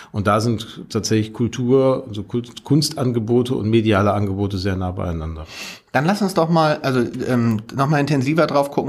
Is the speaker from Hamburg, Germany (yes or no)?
no; Gelsenkirchen, North Rhine-Westphalia, Germany; Also Gelsenkirchen, meine Heimatstadt, hat 1968 so viel Stahl gekocht wie keine andere Stadt in Europa